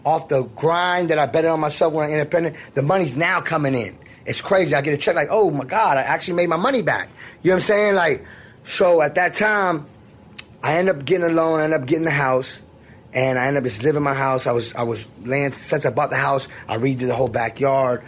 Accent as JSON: {"language": "English", "town": "Miami", "region": "Florida", "country": "United States", "said": "I'm from Miami."}